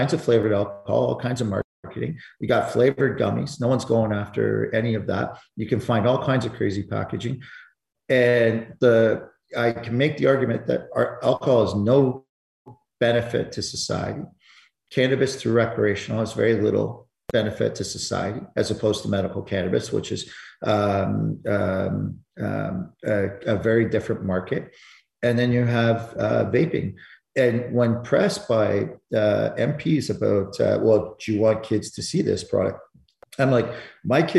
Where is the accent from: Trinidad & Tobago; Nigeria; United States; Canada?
Canada; Alberta; I'm from Alberta